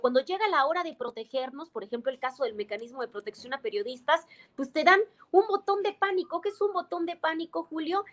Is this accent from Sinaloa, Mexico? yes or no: no; Baja California, Mexico; moved away as an adult; en este estado fronterizo, donde yo nací, de donde salí, por cierto, hace seis años